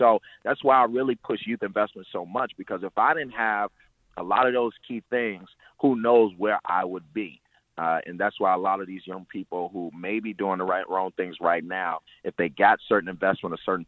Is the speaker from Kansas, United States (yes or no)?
no; Chicago, Illinois, United States; as somebody who's from these neighborhoods, who really has these experiences all my life